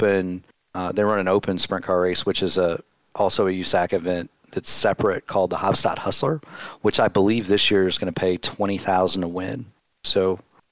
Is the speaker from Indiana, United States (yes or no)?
yes; Newburgh, Indiana, United States; I grew up not in Indianapolis, not really anywhere in Indiana special, about in a little town about 10 miles to the east of Evansville called Newburgh